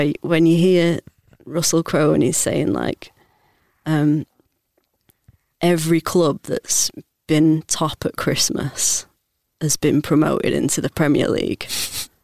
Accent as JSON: {"language": "English", "town": "Leeds", "region": "Yorkshire and the Humber", "country": "United Kingdom", "tie": "born or raised there", "said": "I grew up in Leeds"}